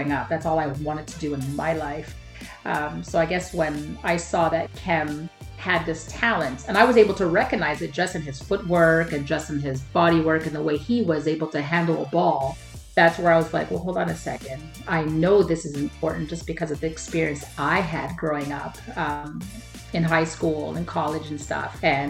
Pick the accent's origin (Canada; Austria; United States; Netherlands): Canada; Montreal, Quebec; I have to be a Habs girl, born and raised in Montreal